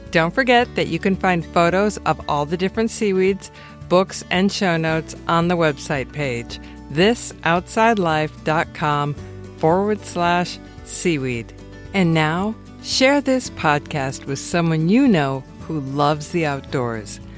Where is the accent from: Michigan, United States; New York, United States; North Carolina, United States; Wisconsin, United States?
Wisconsin, United States; I grew up in Wisconsin around lakes